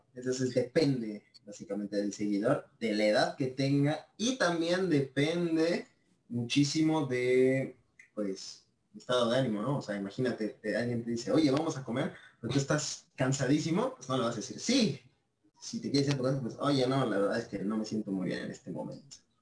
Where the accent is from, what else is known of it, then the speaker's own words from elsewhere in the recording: Mexico; yo soy de México, eh, tengo 19 años